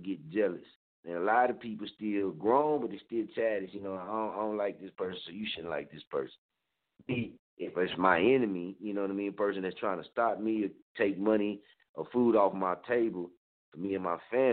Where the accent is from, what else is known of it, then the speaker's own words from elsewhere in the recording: Muskogee, Oklahoma, United States; now in Wichita, United States; I don't stay in Muskogee. That's my hometown